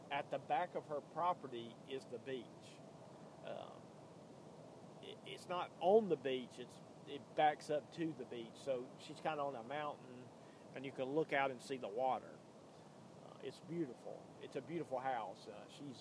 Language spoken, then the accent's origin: English; Birmingham, Alabama, United States; also born or lived in Tuscaloosa, Alabama; But Birmingham, where I'm from, I don't live in Birmingham, but I'm from Birmingham